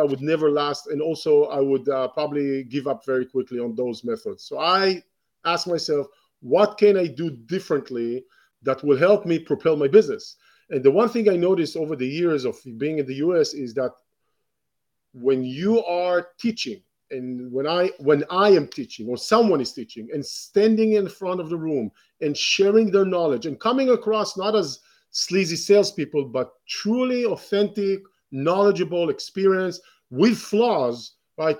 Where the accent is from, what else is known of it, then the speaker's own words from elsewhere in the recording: Israel; moved away; I was born in Israel, and grew up in Israel